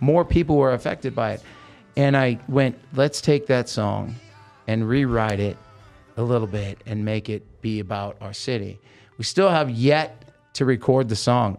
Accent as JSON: {"language": "English", "region": "Oregon", "country": "United States", "tie": "born or raised there", "also_born_or_lived": "Hollywood", "moved": "yes", "lives_now": "Las Vegas, United States", "said": "I grew up in Oregon"}